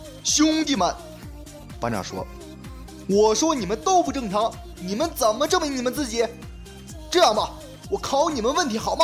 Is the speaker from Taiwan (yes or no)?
no; Heilongjiang, China; 我老家黑龙江